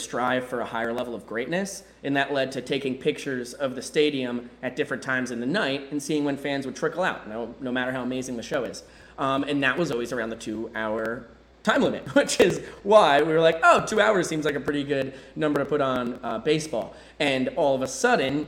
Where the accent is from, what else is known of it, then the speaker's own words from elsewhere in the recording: New York, United States; now in Savannah, United States; I'm a New Yorker